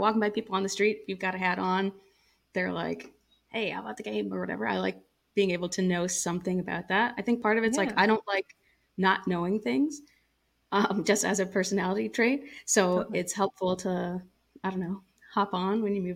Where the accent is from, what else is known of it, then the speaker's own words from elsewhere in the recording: North Carolina, United States; also born or lived in New York; now in Los Angeles, United States; I grew up in North Carolina